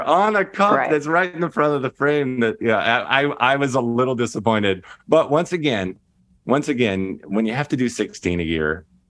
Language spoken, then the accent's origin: English; Kentucky, United States; This is, you know, growing up in Kentucky.